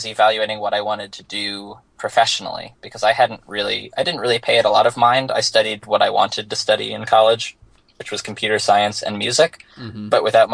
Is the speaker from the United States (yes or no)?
yes; Bethesda, Maryland, United States; moved away as an adult; also born or lived in Virginia / Winston-Salem, North Carolina / New York City; I grew up in Washington, D.C., or specifically Bethesda, Maryland